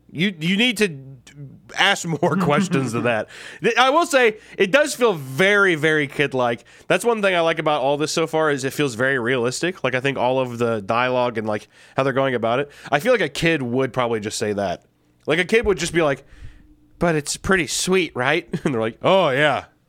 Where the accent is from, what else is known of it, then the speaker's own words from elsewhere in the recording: Missouri, United States; I'm originally from Missouri.